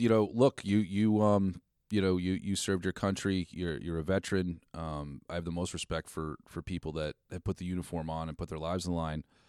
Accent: Westford, Massachusetts, United States; growing up in Westford

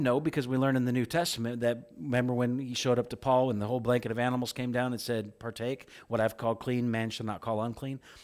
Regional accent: middle of Illinois, United States; moved away as an adult; also born or lived in Oklahoma / California; I grew up in Corn Country, middle of Illinois

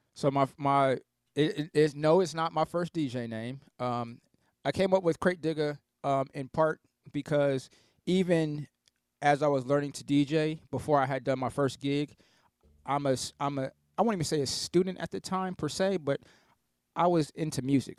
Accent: Columbus, Ohio, United States; also born or lived in Canton, Ohio; I grew up in Southeast Columbus

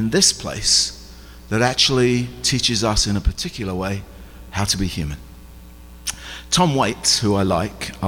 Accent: England, United Kingdom; I'm English.

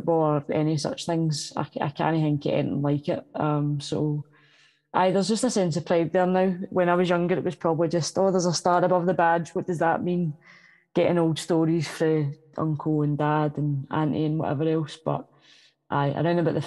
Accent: Glasgow, Scotland, United Kingdom; I come from North Glasgow

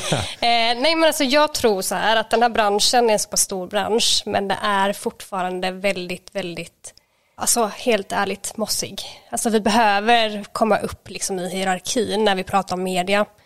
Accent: Småland, Sweden; jag är ju från Småland

